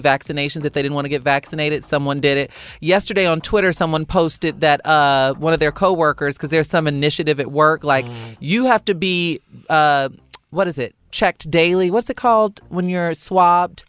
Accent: Chicago, Illinois, United States; now in Los Angeles, United States; I'm from Chicago

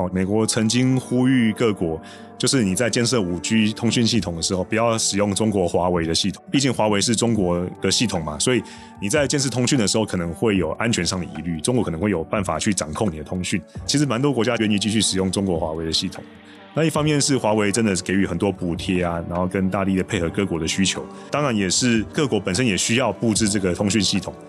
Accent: Taiwan; 作为一个台湾人，就是对于立陶宛这么义薄云天的举动，我真的是深表感激

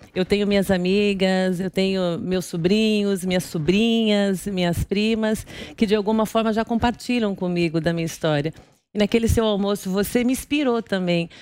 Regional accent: Guarulhos, São Paulo, Brazil; moved away as an adult; also born or lived in Recife / Brasília; eu sou de Guarulhos, eu nasci em Guarulhos

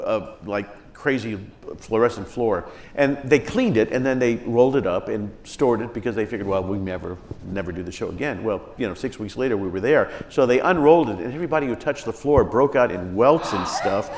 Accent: Indiana, United States; growing up in Indiana

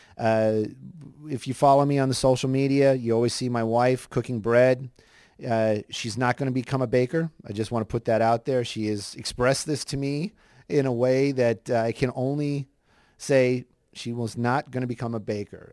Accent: Los Angeles, California, United States; I grew up up here in Los Angeles

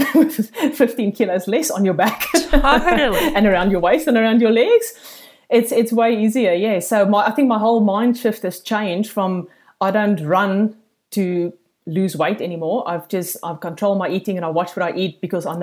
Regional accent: South Africa; accent: South African; moved away as an adult; now in Gold Coast, Australia; I'm an expat from South Africa, as you can hear by this thick accent.

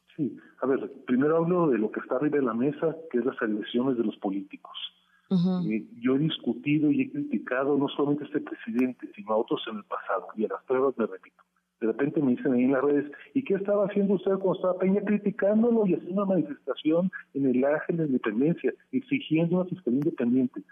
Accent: Mexico; also born or lived in the US–Mexico border area; nuestro país

